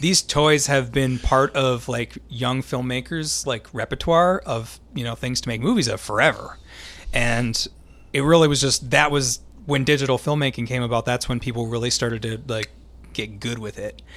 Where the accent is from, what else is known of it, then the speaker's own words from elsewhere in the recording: Minnesota, United States; we say Minnesotan because we're from Minnesota